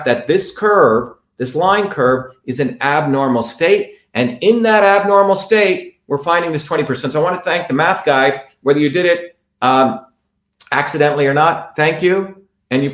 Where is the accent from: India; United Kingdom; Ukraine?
India; I'm from India